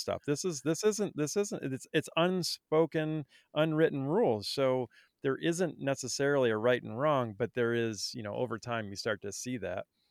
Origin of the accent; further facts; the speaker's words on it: Vermont, United States; I grew up in Vermont